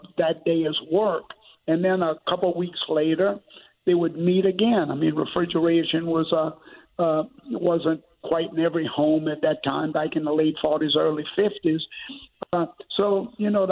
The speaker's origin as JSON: {"language": "English", "area": "St. James Parish", "region": "Louisiana", "country": "United States", "tie": "born or raised there", "said": "I grew up in St. James Parish in very rural Louisiana."}